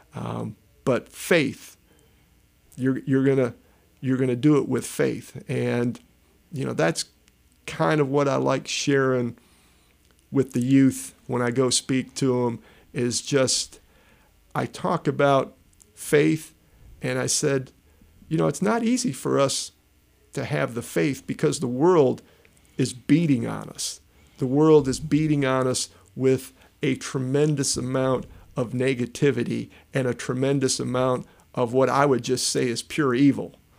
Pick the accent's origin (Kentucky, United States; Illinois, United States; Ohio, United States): Illinois, United States; Chicago; growing up in Chicago